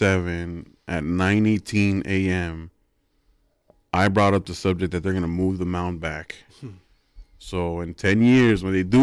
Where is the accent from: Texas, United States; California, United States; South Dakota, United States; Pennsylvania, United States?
California, United States; the Valley; We're from the Valley